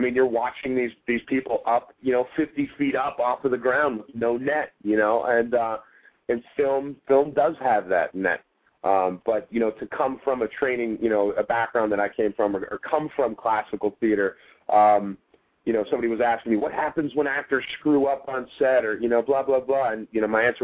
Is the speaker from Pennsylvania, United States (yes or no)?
yes; Pittsburgh, Pennsylvania, United States; Yes, I am. My hometown